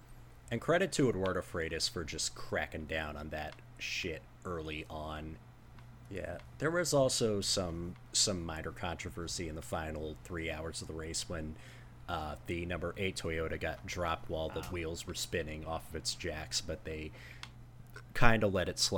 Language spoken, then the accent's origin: English; Hull, Yorkshire and the Humber, United Kingdom; And I'm a bloke from Hull with 2 kids.